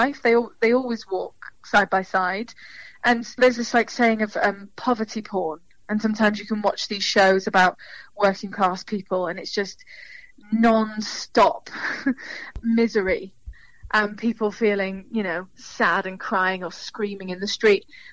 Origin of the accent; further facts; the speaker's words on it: Cardiff, Wales, United Kingdom; moved away as an adult; now in London, United Kingdom; I'm from Cardiff. It's not a big place.